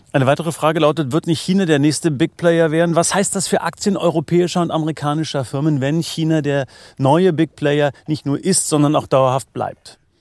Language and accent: German; Brandenburg, Germany; in der schönen Brandenburger Heimat